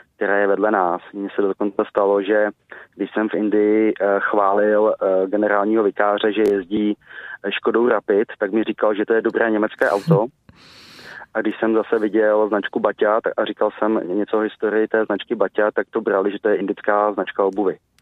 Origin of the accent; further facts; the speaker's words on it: Czechia; jako Češi